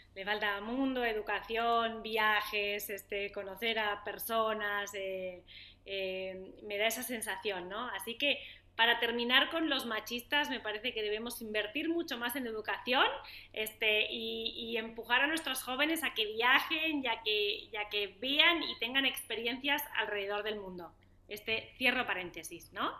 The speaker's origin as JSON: {"language": "Spanish", "country": "Spain", "moved": "as an adult", "lives_now": "Argentina", "said": "yo soy española, hace como te decía, 15 años que vivo aquí"}